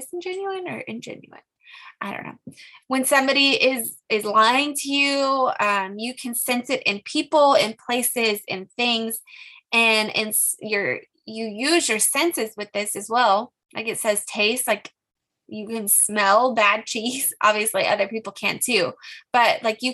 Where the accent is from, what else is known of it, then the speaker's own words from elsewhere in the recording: California, United States; I'm from California